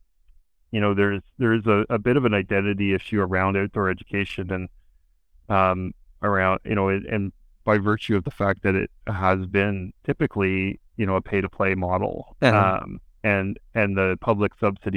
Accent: Toronto, Ontario, Canada; I grew up in Toronto

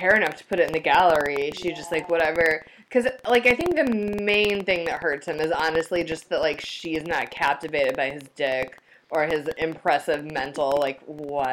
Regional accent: Midwest, United States; As a Midwesterner

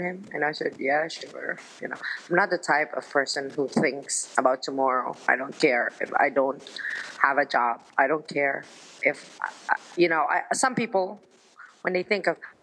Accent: Philippines; moved away as an adult; also born or lived in Milan, Italy; my mother's from the Philippines, and I grew up in the Philippines

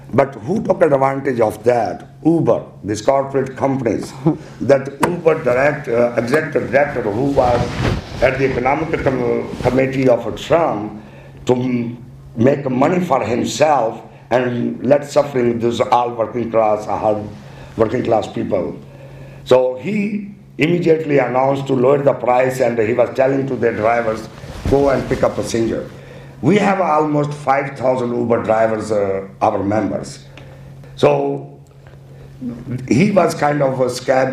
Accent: Pakistan; now in New York City, United States; I'm from Pakistan.

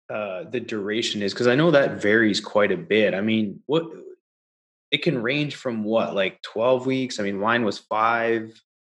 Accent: Canada; now in United States; You know, back in the day when I came from Canada down to the US

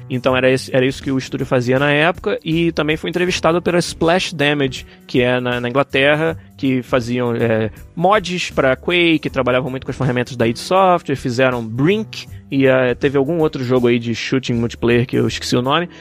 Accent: Brazil; abençoado de nascer onde eu nasci

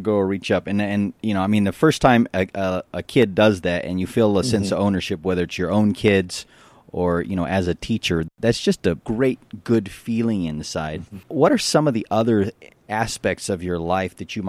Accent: Western North Carolina, United States; That's where I'm from. I grew up back there in Western Carolina

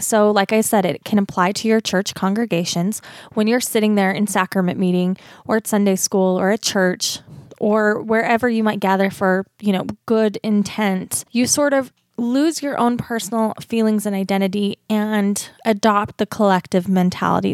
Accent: Utah, United States; accent: Utah; my accent, my Utah accent

